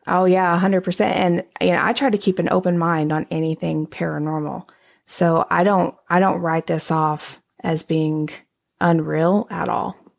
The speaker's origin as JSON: {"language": "English", "region": "Texas", "country": "United States", "said": "I'm from Texas"}